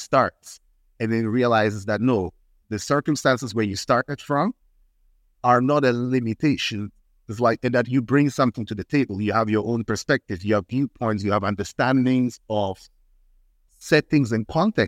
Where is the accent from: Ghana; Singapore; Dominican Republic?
Ghana; also born or lived in Switzerland; I introduce myself as Ghanaian Swiss. I grew up as